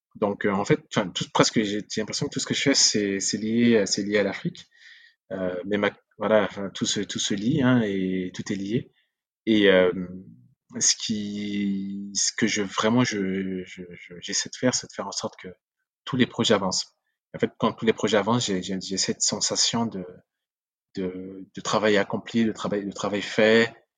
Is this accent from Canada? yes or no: no; Central African Republic; first language Sango; French is a second language; now in France; ma langue natale, ma langue maternelle, le sango